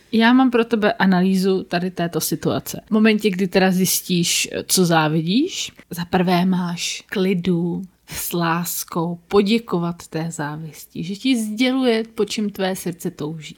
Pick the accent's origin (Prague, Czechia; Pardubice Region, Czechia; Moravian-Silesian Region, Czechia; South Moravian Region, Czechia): Prague, Czechia; já jsem jediný Pražák, který asi závidí Brno